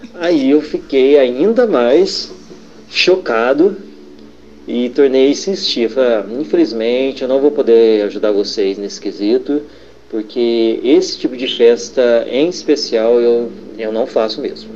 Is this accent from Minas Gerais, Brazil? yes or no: yes; Poços de Caldas, Minas Gerais, Brazil; eu sou de Poço de Caldas, Minas Gerais